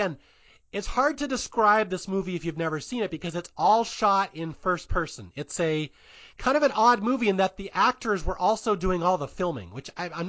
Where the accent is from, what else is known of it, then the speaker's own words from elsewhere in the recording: Washington, United States; we're from Washington.